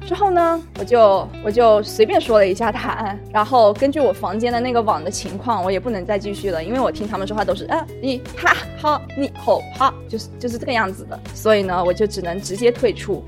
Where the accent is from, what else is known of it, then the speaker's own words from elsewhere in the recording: China; 我们中国人平时听顿的时候会说，“哎，嗯，这样的词。”